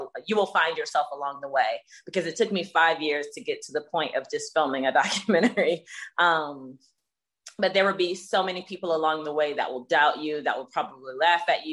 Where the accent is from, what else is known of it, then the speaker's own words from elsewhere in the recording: Jacksonville, Florida, United States; I grew up in the South, so Jacksonville, Florida